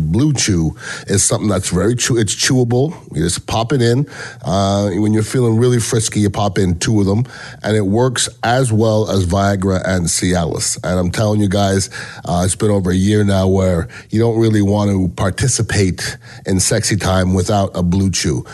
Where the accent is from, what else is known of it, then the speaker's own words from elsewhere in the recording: Canada; now in United States; I'm from Canada originally